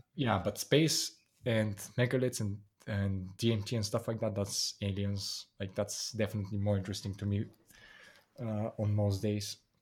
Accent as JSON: {"language": "English", "country": "Bulgaria", "moved": "as an adult", "said": "I'm from Bulgaria"}